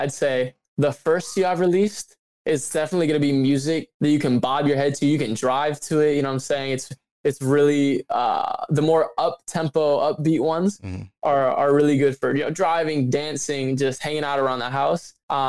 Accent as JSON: {"language": "English", "region": "Midwest", "country": "United States", "said": "Like I said, I'm from the Midwest."}